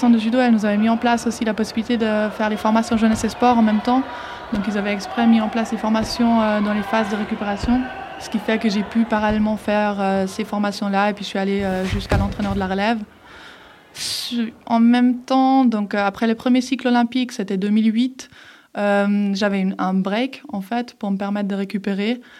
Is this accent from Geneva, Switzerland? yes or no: yes; Geneva, Switzerland; also born or lived in Herdecke, Germany; je suis née à Herdecke, en fait, en Allemagne, et euh, j'ai grandi euh, à Genève parce que je suis venue à Genève à mes 11 ans.